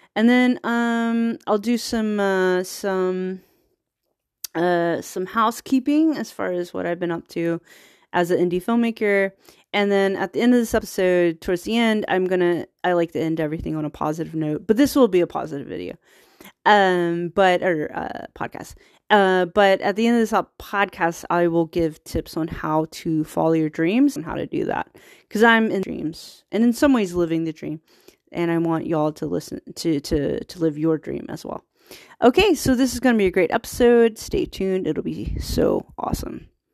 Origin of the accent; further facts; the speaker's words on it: Virginia, United States; now in Bay Area, United States; I'm from Virginia.